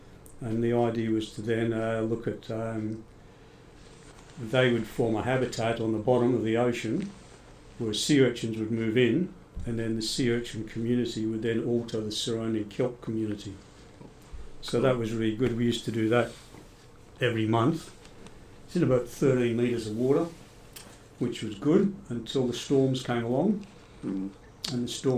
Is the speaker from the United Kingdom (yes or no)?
yes; Scotland, United Kingdom; now in Australia; And then when I came over to Australia from Scotland, I got into science, did a science degree at Sydney University.